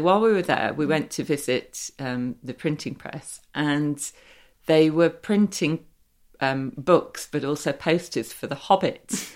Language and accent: English; Derby, East Midlands, United Kingdom; I was brought up in Derby, um, and we had Little Over Library